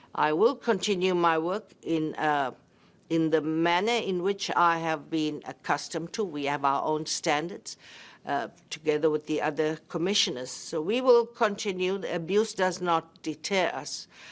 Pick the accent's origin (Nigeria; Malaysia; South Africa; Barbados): South Africa; as a South African who born under apartheid and in the struggle